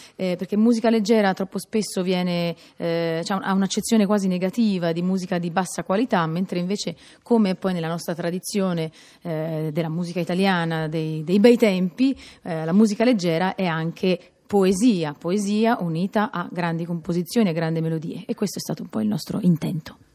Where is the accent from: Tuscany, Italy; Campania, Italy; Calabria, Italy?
Tuscany, Italy; Pisa; essendo io pisana